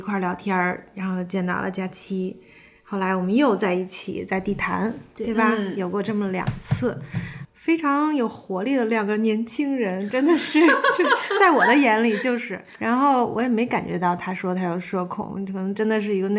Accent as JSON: {"language": "Chinese", "region": "Beijing", "country": "China", "said": "在北京，我一直是在北京，我是北京人。"}